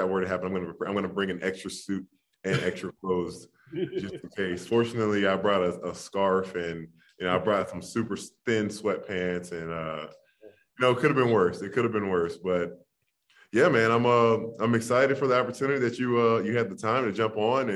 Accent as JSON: {"language": "English", "town": "Jacksonville", "region": "Florida", "country": "United States", "said": "I'm a Florida boy. I'm from Jacksonville"}